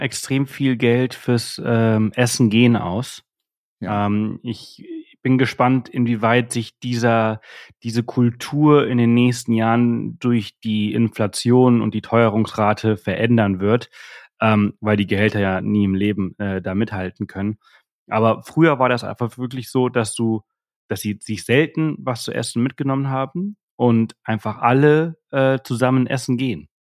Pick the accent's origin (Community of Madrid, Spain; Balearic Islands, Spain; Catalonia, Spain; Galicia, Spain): Balearic Islands, Spain; Mallorca; bei uns hier auf Mallorca